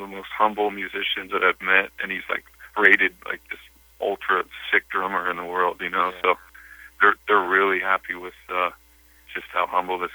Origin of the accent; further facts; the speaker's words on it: Bakersfield, California, United States; moved away; I love Bakersfield. I grew up in Bakersfield